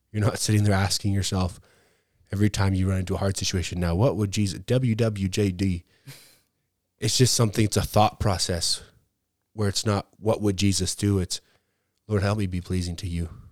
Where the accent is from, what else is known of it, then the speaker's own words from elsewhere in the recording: Canada; I was born in Canada, raised in Canada